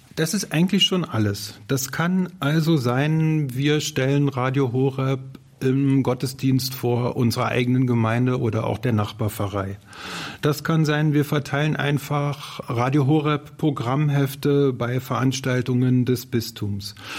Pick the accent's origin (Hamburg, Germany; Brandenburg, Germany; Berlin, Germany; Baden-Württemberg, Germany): Berlin, Germany; ich komme aus Berlin und bin 55 Jahre alt